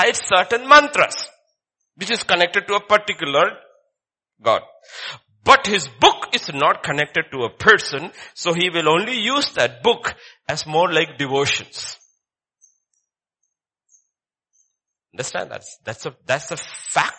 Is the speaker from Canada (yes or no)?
no; Kerala, India; I come from Kerala